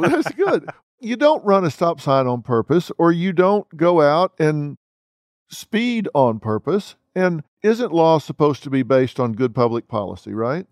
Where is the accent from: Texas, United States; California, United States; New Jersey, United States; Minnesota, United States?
Texas, United States; I'm from Texas